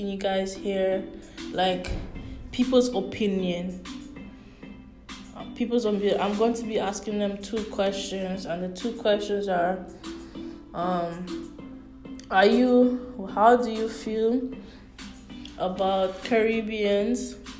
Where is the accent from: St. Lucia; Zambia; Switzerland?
St. Lucia; I love my homeland. Like, I'm from St. Lucia, like I love my homeland